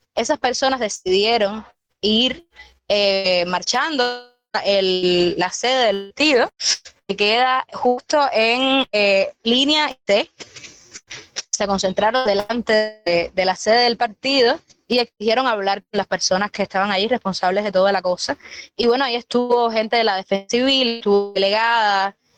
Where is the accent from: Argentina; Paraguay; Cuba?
Cuba; Villa Clara; soy de Villa y he estado en mi casa con mi familia